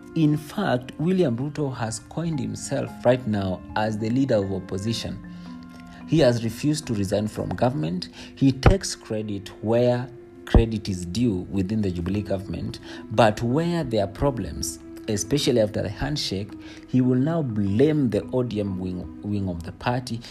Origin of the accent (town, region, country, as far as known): Kenya